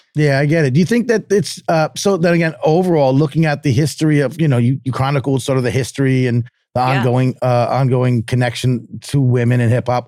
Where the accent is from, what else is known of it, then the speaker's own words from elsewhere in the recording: New York area, United States; I'm from New York area